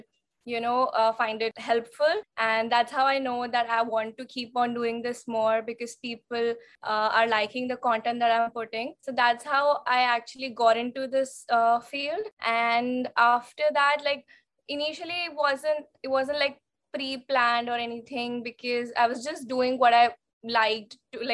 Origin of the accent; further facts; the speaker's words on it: Raipur, Chhattisgarh, India; moved away as an adult; also born or lived in Mumbai; now in London, United Kingdom; I was born and brought up in Raipur, Chhattisgarh